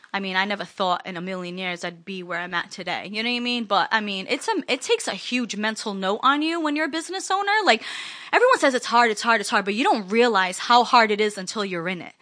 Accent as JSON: {"language": "English", "town": "East Providence", "region": "Rhode Island", "country": "United States", "tie": "born or raised there", "also_born_or_lived": "Springfield, Massachusetts", "said": "I went back to my hometown, East Providence"}